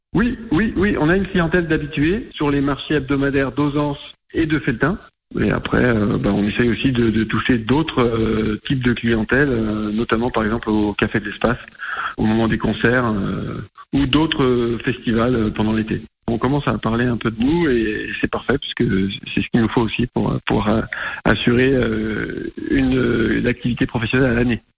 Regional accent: Anjou, Pays de la Loire, France; moved away as an adult; also born or lived in Angers; now in Creuse, France; Donc nous, on est originaire de l'Anjou à la base

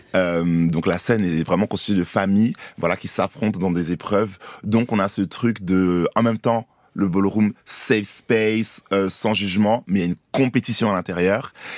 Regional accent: Côte d’Ivoire; moved away; also born or lived in Paris, France; suis né à Paris, mais j'ai grandi aussi en Côte d'Ivoire. Longtemps, je suis allé à l'école

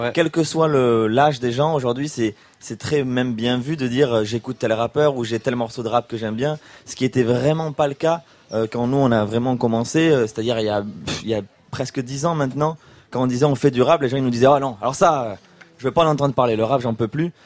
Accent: Toulouse, Occitania, France; nous quand on vient de Toulouse

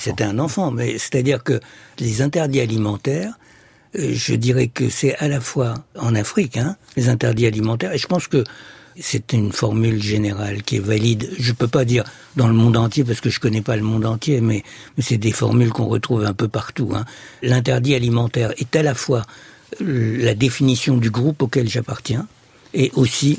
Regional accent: Egypt; Je suis né en Égypte

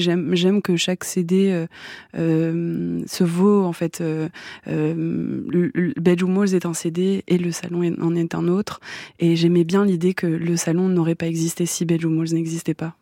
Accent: France; je suis française

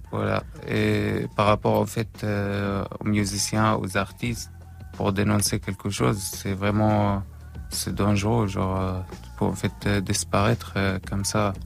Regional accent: Syria; moved away; on a quitté la Syrie

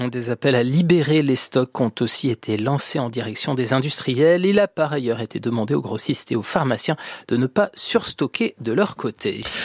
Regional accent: Bourgogne-Franche-Comté, France; chez nous, en Franche-Comté

